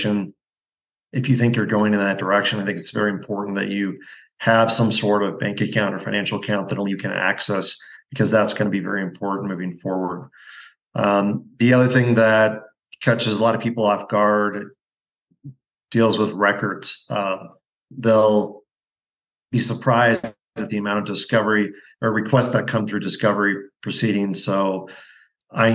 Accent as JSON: {"language": "English", "region": "Pacific Northwest", "country": "United States", "tie": "born or raised there", "also_born_or_lived": "Montana / Pennsylvania / New Jersey / Spokane, Washington", "moved": "as an adult", "lives_now": "Bend, United States", "said": "I grew up in the Pacific Northwest, went to undergrad at Gonzaga"}